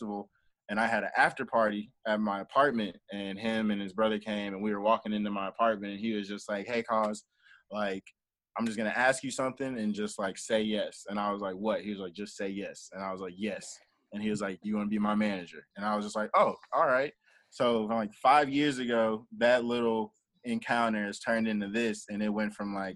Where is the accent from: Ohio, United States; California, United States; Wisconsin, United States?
Ohio, United States; Columbus; moved away as an adult; also born or lived in Pittsburgh, Pennsylvania; now in Nashville, United States; So I was born in Columbus, Ohio. And so I was born in Columbus, Ohio, and then I lived in Pittsburgh, Pennsylvania for like a couple years, like elementary to middle school. And then I moved back to Columbus.